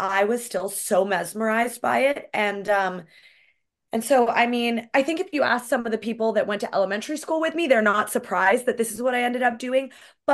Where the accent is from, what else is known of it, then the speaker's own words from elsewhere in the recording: Canada; here's the thing about being a Canadian girl. Like, I know my hockey. I know my history.